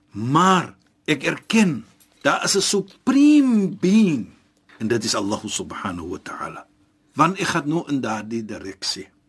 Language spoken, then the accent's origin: Afrikaans; South Africa; ek as 'n Suid-Afrikaner